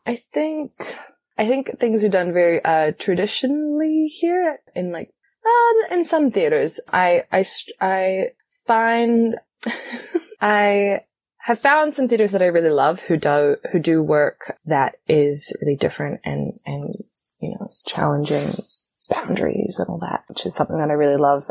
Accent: New Zealand; moved away as an adult; also born or lived in Australia; now in Paris, France; I am originally from New Zealand and I came to France in 2016, 2015

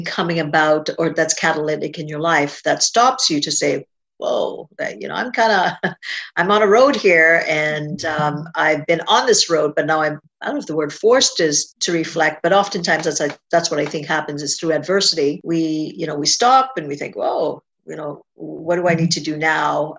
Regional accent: Trinidad & Tobago; I was born in a little island of Trinidad and Tobago in the Caribbean.

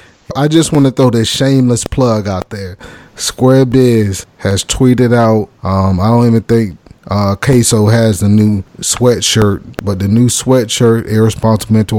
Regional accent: Jacksonville, Florida, United States; I'm from Jacksonville, Florida, which is southern Georgia.

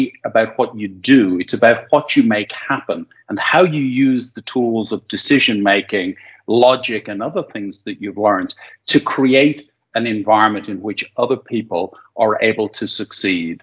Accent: Dublin, Leinster, Ireland; born and raised in Dublin, played a bit of Gaelic football and rugby as a kid

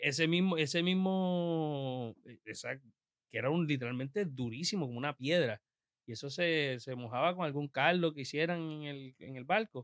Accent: Puerto Rico; como somos puertorriqueños, pues tenemos que aprender de, de, dónde vinimos

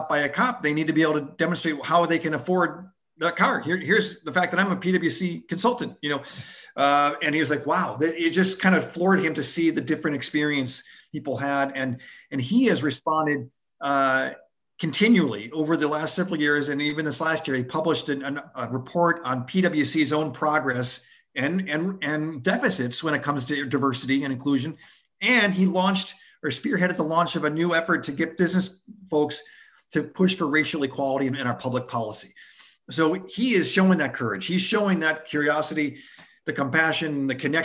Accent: outside of Buffalo, New York, United States; growing up outside of Buffalo, New York

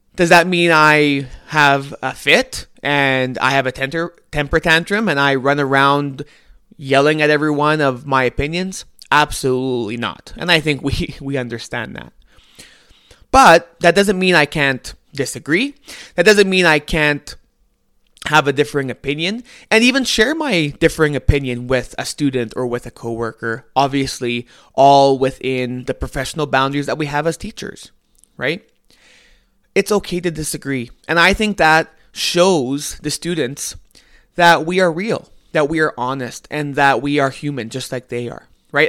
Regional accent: Canada; I'm Canadian

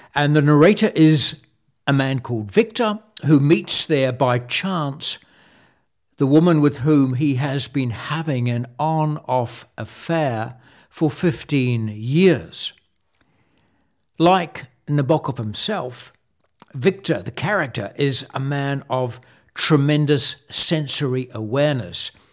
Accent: Wellington, New Zealand; moved away as an adult; also born or lived in France; my dad would take us to see the circus in Wellington, my hometown

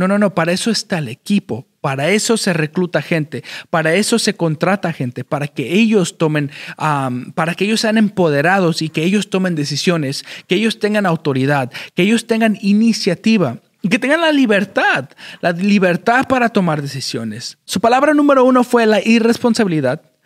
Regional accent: Chicago, Illinois, United States; moved away as an adult; also born or lived in Mexico City (Nezahualcóyotl), Mexico / Wisconsin, United States; now in Houston, United States; nací en la Ciudad de México, en, la colonia, creo que se le dice, de Neza o Nesa. o a, cuando tenía un año, llegué a Chicago, Illinois, en, los Estados Unidos, y de ahí crecí hasta los 18 años.

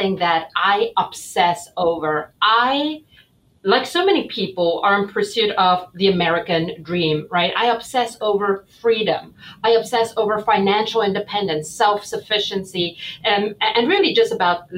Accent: South Africa; moved away as an adult; now in United States; I was born and raised in South Africa

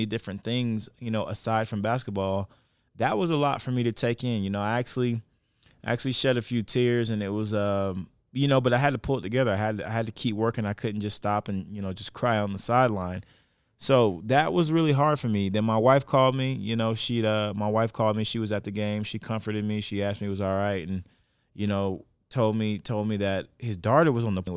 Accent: Florida, United States; now in Denver, United States; I'm from Florida

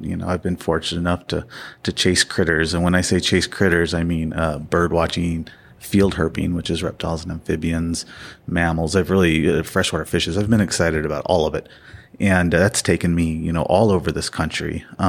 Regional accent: Missouri, United States; I grew up not here in the West, but back in the Midwest, in the Ozarks, Missouri Ozarks.

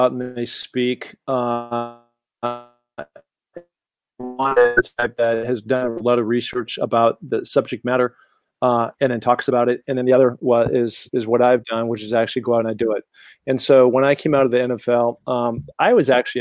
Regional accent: Seattle, Washington, United States; also born or lived in Los Angeles, California; now in Sun Valley, United States; Growing up in Seattle, Washington, very mountainous community

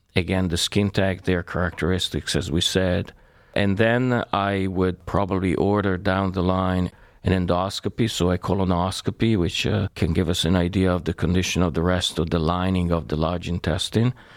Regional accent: Italy; moved away as an adult; now in United States; I was born in Italy and I went to medical school there.

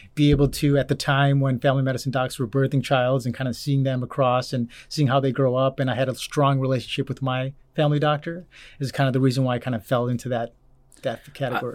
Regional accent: Orland Park, Illinois, United States; moved away as an adult; also born or lived in Arizona; now in Cedar Rapids, United States; originally born and raised, um, in a south suburb of Illinois

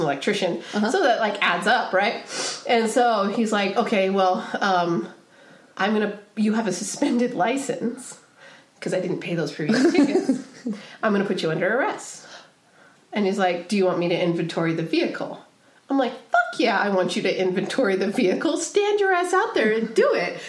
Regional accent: Pacific Northwest, United States; also born or lived in Pismo Beach, California; now in San Diego, United States; I grew up in the Pacific Northwest, but then I also grew up in the northern part of Central California, or okay. sorry, the southern part of Central California, uh-huh. and so like Pismo Beach area.

